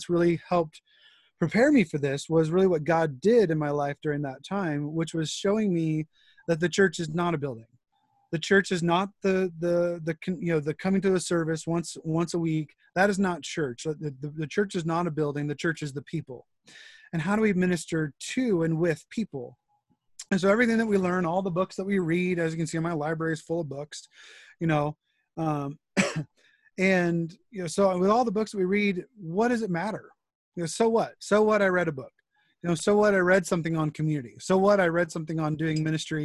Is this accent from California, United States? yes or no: yes; El Monte, California, United States; I am originally from Southern California, pastor's kid all my life